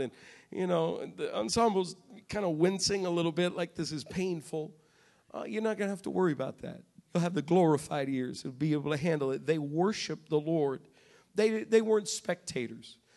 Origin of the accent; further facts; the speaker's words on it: New England, United States; I'm from New England